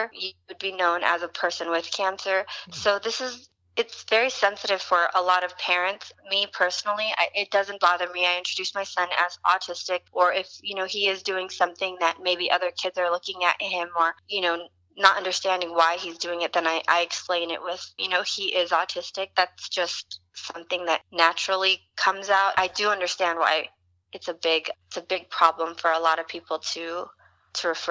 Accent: Hayward, California, United States; moved away as an adult; also born or lived in Fremont, California; now in Los Angeles, United States; I was born in Hayward, California, and I lived actually in the same house my whole life, most of my childhood until 18

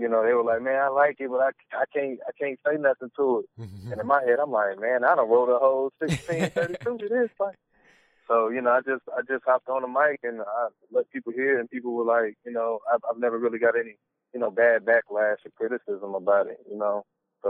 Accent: the South, United States; You know, like I said, I'm from the South, and, you know, just South music has always had that bounce

